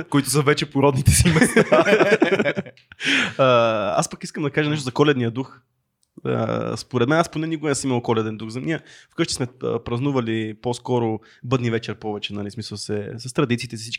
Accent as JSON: {"language": "Bulgarian", "town": "Botevgrad", "region": "Sofia Province", "country": "Bulgaria", "said": "аз съм от Ботевград, а, един малък град, в който на площачето се събира целия град а, по време на Нова година, примерно."}